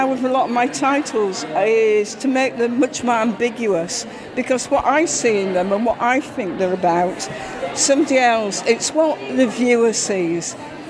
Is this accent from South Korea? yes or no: no; Yorkshire and the Humber, United Kingdom; now in Shrewsbury, United Kingdom; I'm originally from Yorkshire.